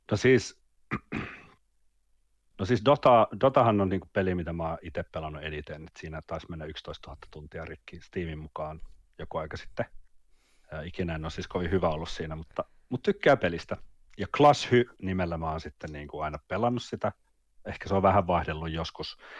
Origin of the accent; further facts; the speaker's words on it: Vantaa, Uusimaa, Finland; also born or lived in Jyväskylä / Mikkeli / Helsinki; Mä oon syntynyt Jyväskylässä vuonna 1984. ja tota, en tiedä. siitä siitä Mikkelin kahdeksaksi vuodeksi ja sitten 93 vuonna kolmannelle luokalle meni Vantaalla